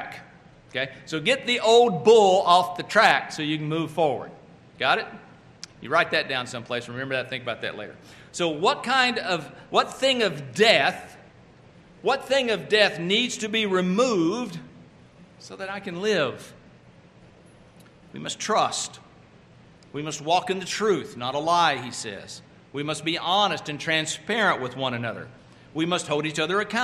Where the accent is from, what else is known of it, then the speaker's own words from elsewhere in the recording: Oklahoma, United States; also born or lived in Texas; now in North Carolina, United States; I'm originally from Oklahoma and now living in North Carolina